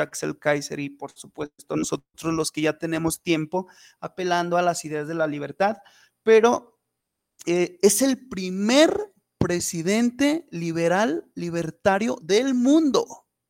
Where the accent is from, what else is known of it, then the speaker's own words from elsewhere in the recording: Fresnillo, Zacatecas, Mexico; soy abogado de Fresnillo, Zacatecas